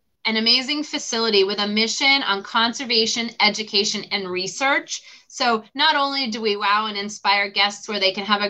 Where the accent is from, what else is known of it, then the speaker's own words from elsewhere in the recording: Massachusetts, United States; I grew up in Massachusetts